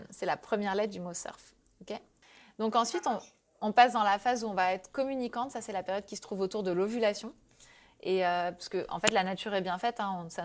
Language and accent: French; Brittany, France; Et donc, euh, bah, moi, je suis bretonne et le surf, je kiffe vraiment hein, dans la vraie vie.